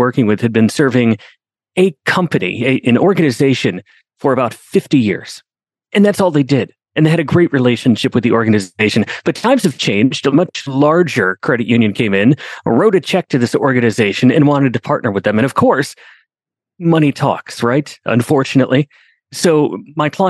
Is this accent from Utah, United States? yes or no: no; Binghamton, New York, United States; I grew up in Binghamton, New York.